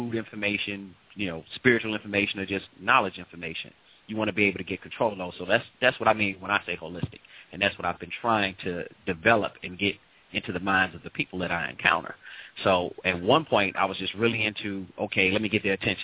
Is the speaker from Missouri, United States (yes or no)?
yes; St. Louis, Missouri, United States; moved away; St. Louis, originally. St. Louis, Missouri.